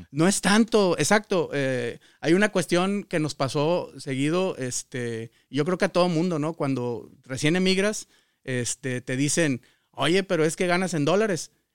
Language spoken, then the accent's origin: Spanish; Culiacán, Sinaloa, Mexico; moved away as an adult; also born or lived in Celaya, Guanajuato; now in United States; yo nací en el estado de Sinaloa, en Culiacán.